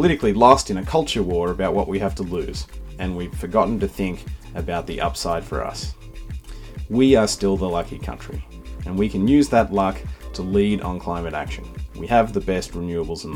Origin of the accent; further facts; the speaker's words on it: Sydney, New South Wales, Australia; moved away as an adult; also born or lived in United States; I grew up in Sydney